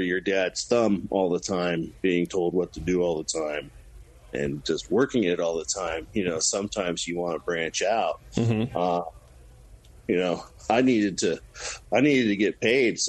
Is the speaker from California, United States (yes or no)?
yes; California, United States; I was born in California